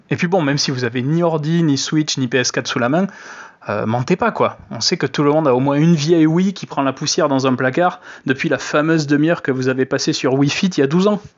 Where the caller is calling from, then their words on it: Bordeaux, Nouvelle-Aquitaine, France; Salut chez l'Ouest je me présente … je suis de Bordeaux